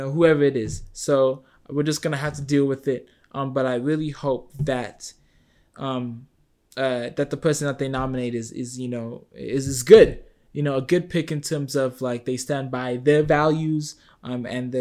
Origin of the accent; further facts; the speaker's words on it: United States; as a, you know, American person